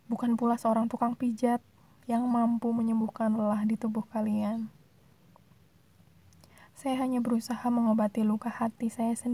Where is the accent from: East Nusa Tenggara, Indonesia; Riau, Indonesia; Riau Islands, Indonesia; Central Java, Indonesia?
Central Java, Indonesia; Surakarta; Saya asli orang Solo, Surakarta tepatnya.